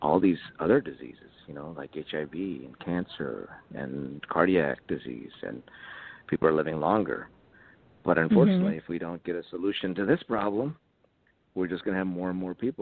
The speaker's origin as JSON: {"language": "English", "town": "Bethesda", "region": "Maryland", "country": "United States", "tie": "born or raised there", "said": "I grew up in Bethesda, Maryland, mm-hmm. as a child"}